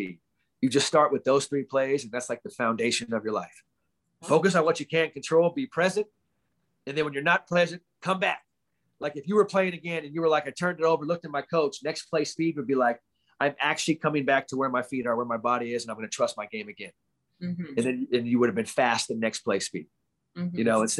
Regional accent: Bay Area, California, United States; I'm from the Bay Area

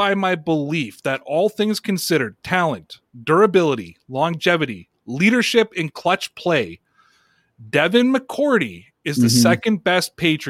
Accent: Canada; I'm Canadian

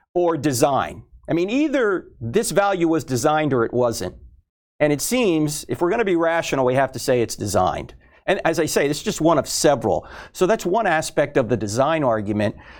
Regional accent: New Jersey, United States; I was brought up in New Jersey, so I was Catholic

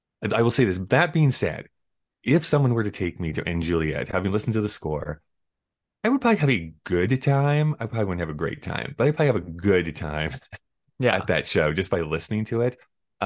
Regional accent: Canada; But I mean, I'm from Canada, so I always have to be like, it's … though.

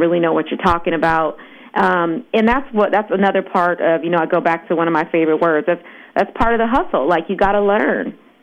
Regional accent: Los Angeles, California, United States; growing up in Los Angeles, which is where I'm based

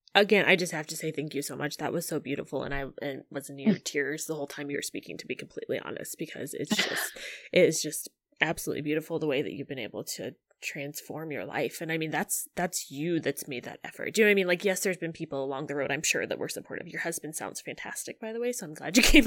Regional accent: Illinois, United States; I'm actually from Illinois

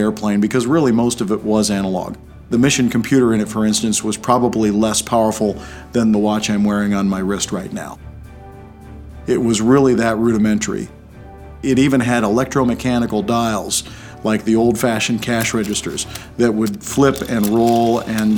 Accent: Prosper, Texas, United States; I'm from Prosper, Texas, and I'm a Rear Admiral in the U.S. Navy

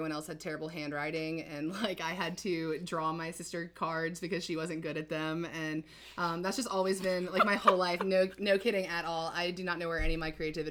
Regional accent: High Point, North Carolina, United States; moved away as an adult; also born or lived in Boone, North Carolina; now in Wilmington, United States; I'm from High Point, like you said, original OG High Point homie

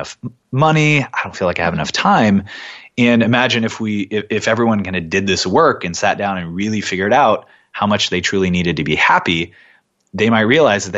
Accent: California, United States; also born or lived in Portland; now in New York, United States; I was born and raised in California

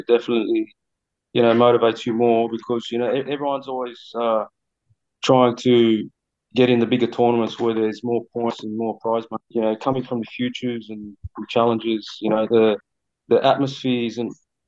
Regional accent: Sydney, New South Wales, Australia; Sydney's my hometown

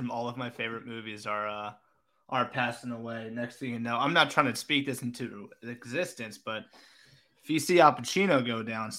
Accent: Florida, United States; We grew up down in South Florida near St. Thomas where he played high school.

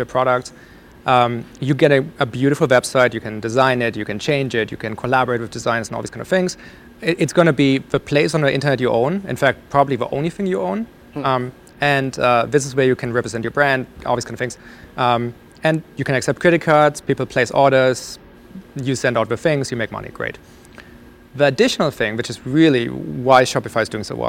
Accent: Germany; moved away; I grew up in Germany.

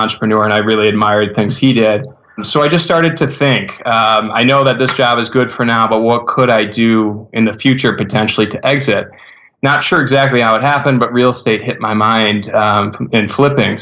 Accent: Buffalo, New York, United States; moved away as an adult; now in Rochester, United States; I'm from Buffalo originally

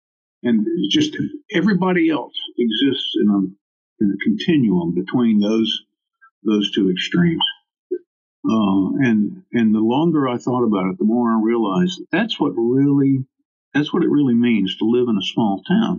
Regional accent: Hawaii, United States; born there; also born or lived in Munich / Washington, D.C. / Shreveport / New Orleans; I was born in Hawaii, of all places. I've lived in Munich and Washington, D.C., and Shreveport and New Orleans and San Antonio and Austin twice and Honolulu and on the island of Maui.

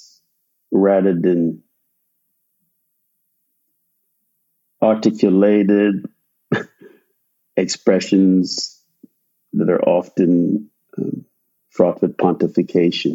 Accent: Guyana; also born or lived in Michigan / New Jersey; now in Florida, United States; I grew up in Guyana, South America, and it's tropical

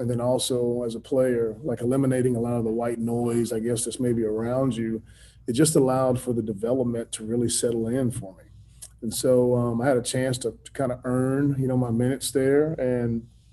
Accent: San Antonio, Texas, United States; I grew up in San Antonio, Texas

